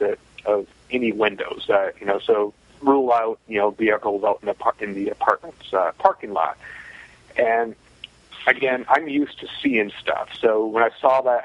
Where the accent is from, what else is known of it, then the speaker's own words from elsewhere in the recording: Northern Michigan, United States; moved away; also born or lived in Nashville; growing up in Northern Michigan